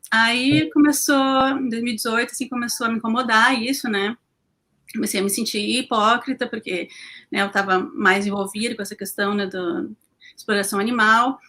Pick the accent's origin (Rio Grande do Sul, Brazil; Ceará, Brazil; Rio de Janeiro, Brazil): Rio Grande do Sul, Brazil; Porto Alegre; sou de Porto Alegre